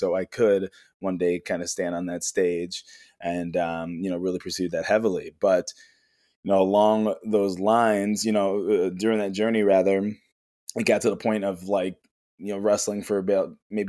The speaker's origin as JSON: {"language": "English", "town": "Chicago", "region": "Illinois", "country": "United States", "said": "from Chicago, Illinois. I am a Reiki healer."}